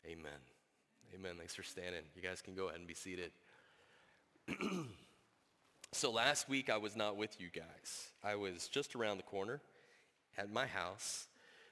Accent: United States; we as American citizens in the 21st century

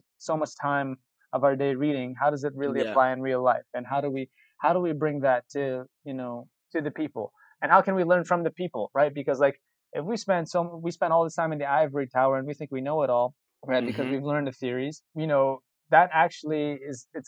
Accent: New York City, New York, United States; I was born and raised in Brooklyn, been, you know, a lifelong New Yorker my whole life

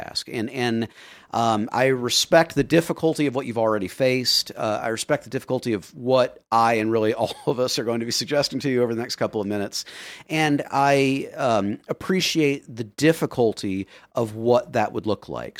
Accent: Florida, United States; I grew up in Florida

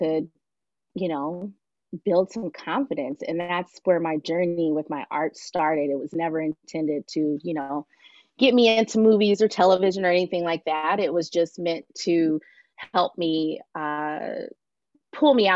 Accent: Los Angeles, California, United States; I'm originally from Los Angeles, California, and I was raised by my mom, who was a single parent. And, you know, life in LA was difficult

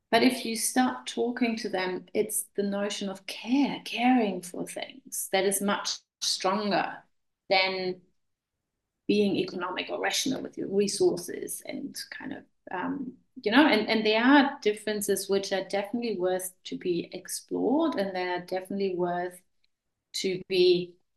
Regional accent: Germany; moved away as an adult; also born or lived in Vienna, Austria / Klagenfurt, Austria / Hamilton, New Zealand; I'm originally from Germany, and uh, we moved to Austria quite a while, yeah, oh, probably 20 years ago.

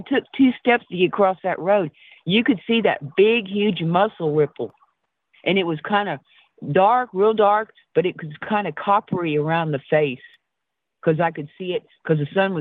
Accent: Arizona, United States; moved away; also born or lived in East Texas; I'm from Arizona, and my grandmother's off of Rez, off 90 miles north of Phoenix

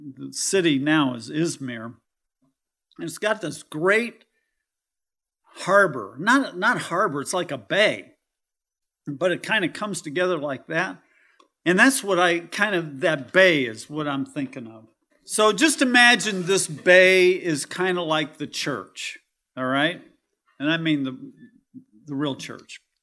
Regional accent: California, United States; now in Kentucky, United States; I'm from California

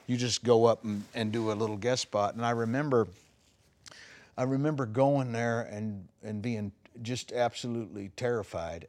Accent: Longview, Texas, United States; also born or lived in Dallas, Texas / Gladewater, Texas; I grew up in Longview, Texas. I was born there

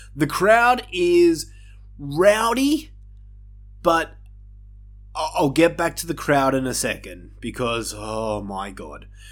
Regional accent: Australia; my home country of Australia

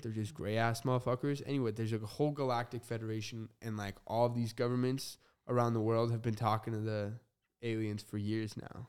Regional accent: Arizona, United States; born there; also born or lived in New Mexico / Utah / Las Vegas; So I was born in Arizona, moved to New Mexico, a little bit of Utah, and then a little bit of Vegas, and then I moved like an hour away from here. Super small town.

